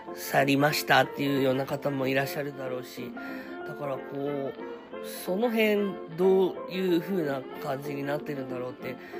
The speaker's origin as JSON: {"language": "Japanese", "region": "Saitama", "country": "Japan", "tie": "born or raised there", "also_born_or_lived": "Belgium", "said": "ベルギー生まれ埼玉育ち"}